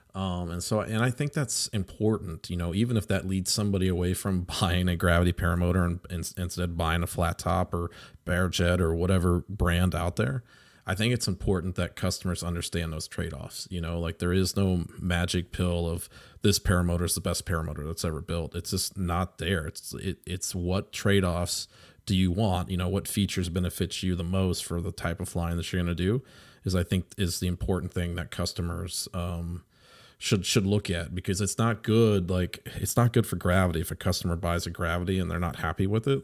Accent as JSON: {"language": "English", "country": "United States", "said": "we as American pilots"}